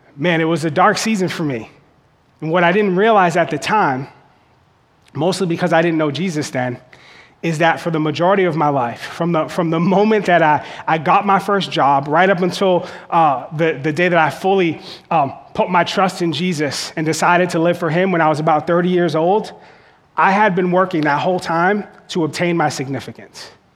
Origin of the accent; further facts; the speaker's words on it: Boston, Massachusetts, United States; where I grew up in Boston, it's really hard to get on the fire department.